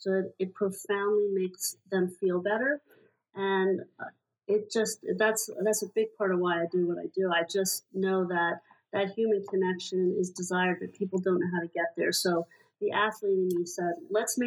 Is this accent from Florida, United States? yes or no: no; Hershey, Pennsylvania, United States; I grew up in Hershey, Pennsylvania